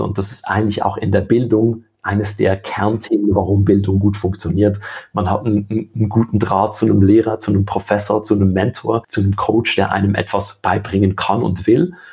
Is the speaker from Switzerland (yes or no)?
yes; Switzerland; bei uns in der Schweiz